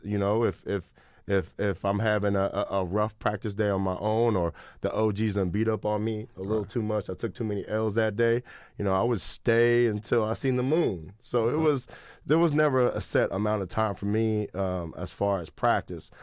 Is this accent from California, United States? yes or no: yes; Sacramento, California, United States; growing up in Sacramento